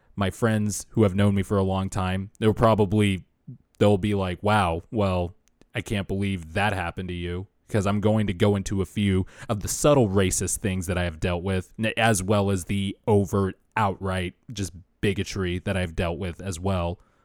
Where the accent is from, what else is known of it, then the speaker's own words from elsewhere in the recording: Bakersfield, California, United States; I started going to school in Bakersfield in fourth grade